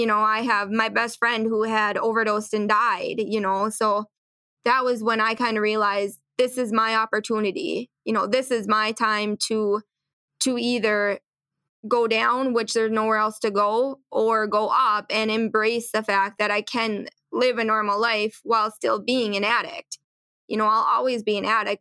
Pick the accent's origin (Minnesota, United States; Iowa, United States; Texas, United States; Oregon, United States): Minnesota, United States; Little Falls; I grew up in Little Falls, Minnesota here